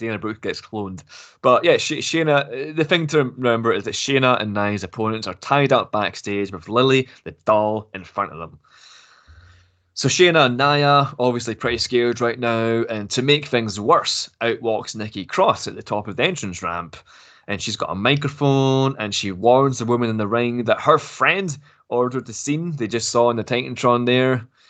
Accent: Glasgow, Scotland, United Kingdom; Yeah, I'm actually from Glasgow as well, but I don't have the accent.

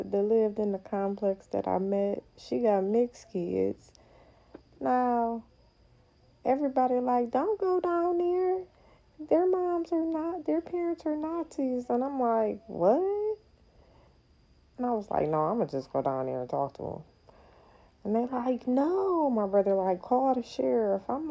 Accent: Ohio, United States; I'm from Ohio

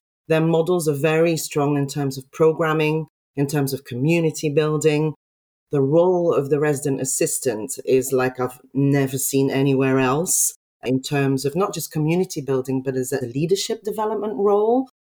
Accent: Belgium; moved away; I came from Belgium. I was put in a small hall of residence with all the international students.

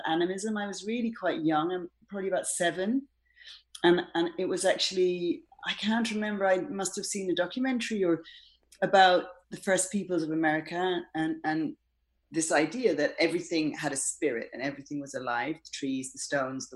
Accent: Ireland; now in London, United Kingdom; I was born in Ireland and brought up in Ireland, but my parents weren't Irish.

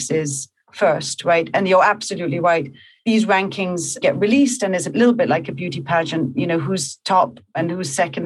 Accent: Copenhagen, Capital Region of Denmark, Denmark; moved away as an adult; also born or lived in New York; I'm from Copenhagen. And I moved to New York

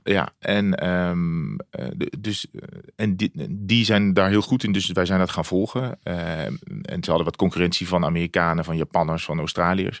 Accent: Breda, North Brabant, Netherlands; moved away; ik kom uit Breda vroeger bij NAC

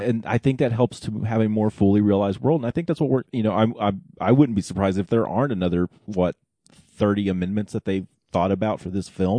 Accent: Oklahoma, United States; growing up in Oklahoma, we had the, the Sunday Night Movie Club

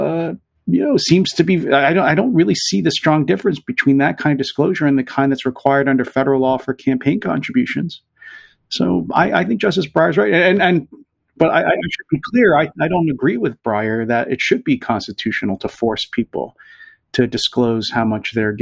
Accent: Pennsylvania, United States; I'm from Pennsylvania

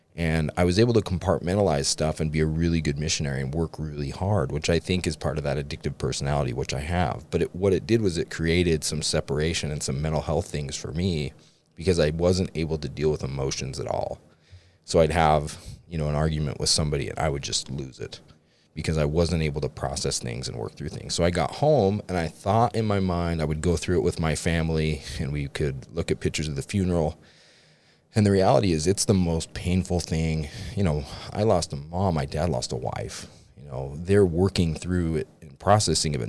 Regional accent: Utah, United States; I grew up in Utah County

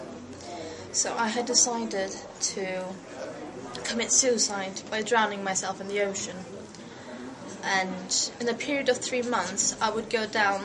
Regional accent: Faroe Islands; I'm from the Faroe Islands, which is up north between Iceland and Scotland.

